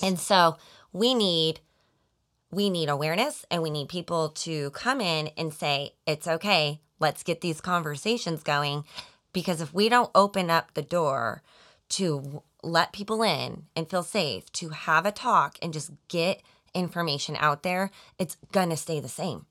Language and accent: English; Colorado, United States; moved away as an adult; also born or lived in Arizona; now in Overland Park, Kansas, United States; I was born and raised in Colorado